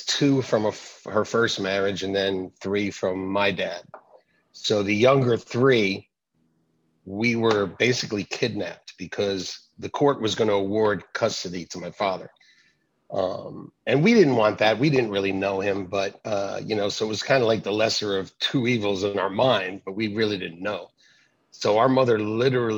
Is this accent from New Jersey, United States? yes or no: yes; North Brunswick, New Jersey, United States; I was born in North Brunswick, New Jersey, which just happens to be the place where my church is.